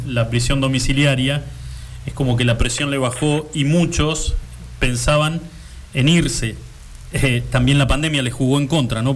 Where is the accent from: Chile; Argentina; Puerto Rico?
Argentina; Río Gallegos, Santa Cruz